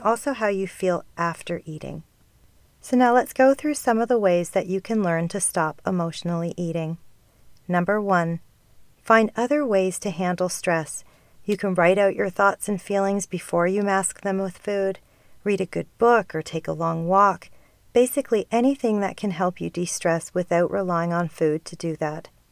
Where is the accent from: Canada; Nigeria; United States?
Canada; being Canadian